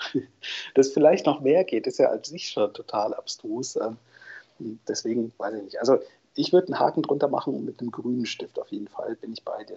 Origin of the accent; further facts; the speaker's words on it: North Rhine-Westphalia, Germany; now in Leipzig, Germany; Ich bin Ostwestfale, gebürtiger